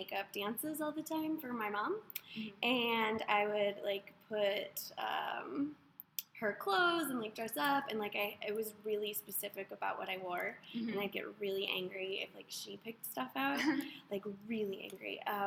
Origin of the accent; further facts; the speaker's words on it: Wisconsin, United States; moved away as an adult; now in Ohio, United States; I'm from Wisconsin, but I've lived in Ohio for like 3 years